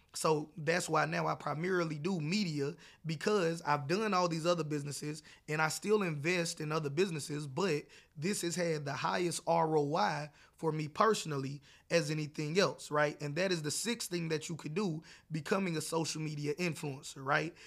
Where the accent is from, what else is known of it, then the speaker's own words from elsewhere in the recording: South Carolina, United States; I was born and raised in South Carolina and North Carolina